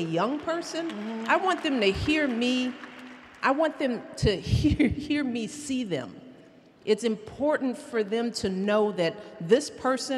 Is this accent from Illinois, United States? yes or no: yes; Chicago, Illinois, United States; from the South Side of Chicago. I grew up in a little bitty house.